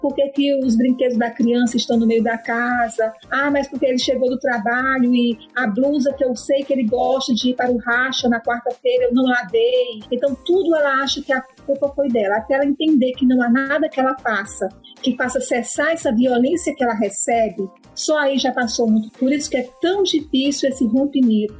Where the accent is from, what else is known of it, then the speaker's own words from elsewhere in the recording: Fortaleza, Ceará, Brazil; eu sou de Fortaleza, Ceará, cidade natal da Maria da Penha